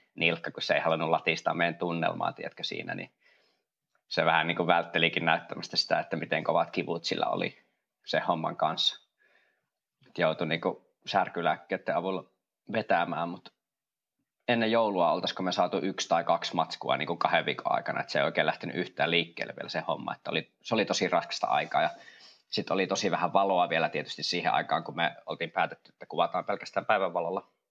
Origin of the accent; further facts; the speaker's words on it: Kuopio, North Savo, Finland; mä oon itse Kuopiosta kotoisin